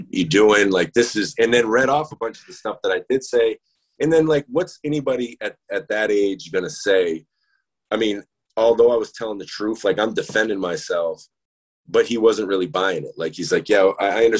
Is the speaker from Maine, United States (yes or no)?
yes; Maine, United States; moved away; also born or lived in Maryland; I was in Maine, I was in my hometown